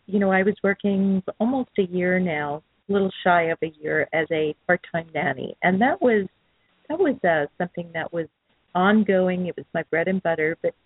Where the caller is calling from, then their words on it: San Clemente, California, United States; And I'm calling from San Clemente.